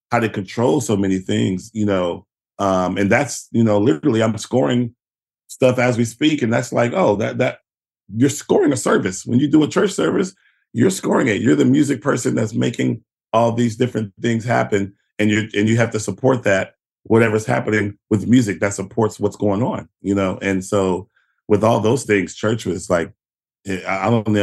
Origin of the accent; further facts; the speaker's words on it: Houston, Texas, United States; moved away as an adult; also born or lived in New York; I come from Houston